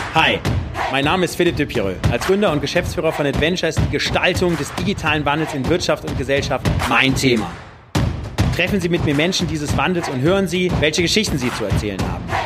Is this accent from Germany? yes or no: yes; Düren, North Rhine-Westphalia, Germany; meiner Heimatstadt Düren